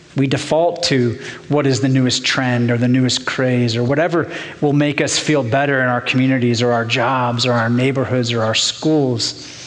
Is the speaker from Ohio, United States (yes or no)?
yes; Portsmouth, Ohio, United States; I grew up in Portsmouth, Ohio, down in southern Ohio